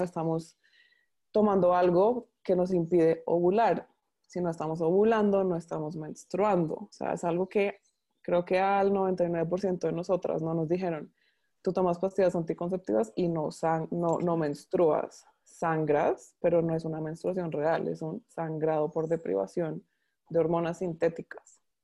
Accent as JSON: {"language": "Spanish", "country": "Colombia", "moved": "as an adult", "lives_now": "Panama", "said": "Soy colombiana, pero vivo en Panamá hace ya seis años"}